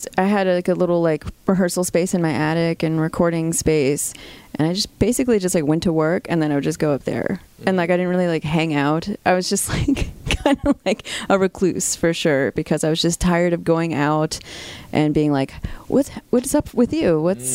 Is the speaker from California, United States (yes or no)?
no; Virginia Beach, Virginia, United States; moved away; also born or lived in Nashville; growing up in Virginia Beach